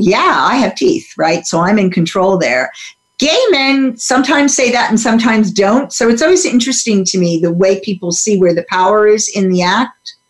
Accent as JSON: {"language": "English", "region": "New Jersey", "country": "United States", "tie": "born or raised there", "said": "I grew up in the U.S. in suburban New Jersey"}